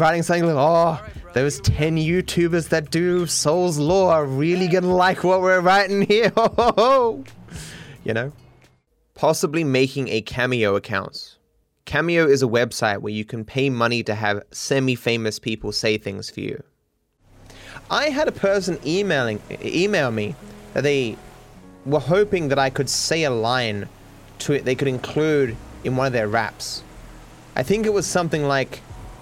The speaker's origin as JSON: {"language": "English", "country": "Australia", "accent": "cultivated Australian", "said": "No, I'm Australian. My parents are Australian, their parents are Australian, but I don't have the stereotypical Australian accent."}